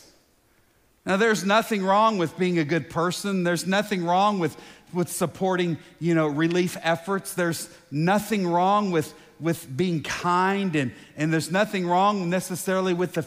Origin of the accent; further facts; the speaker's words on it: United States; American because I live here, right? I was born here